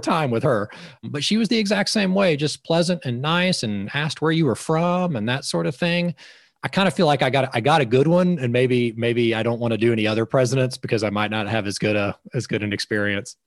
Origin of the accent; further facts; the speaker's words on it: Georgia, United States; I'm from Georgia